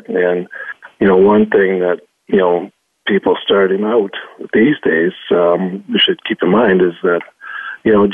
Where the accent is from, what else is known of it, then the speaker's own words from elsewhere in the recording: Powell River, British Columbia, Canada; I grew up in Powell River, BC.